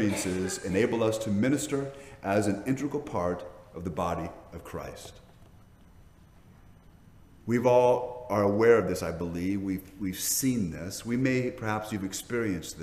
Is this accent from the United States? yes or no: yes; Hawaii, United States; the Asian cultures I was raised in Hawaii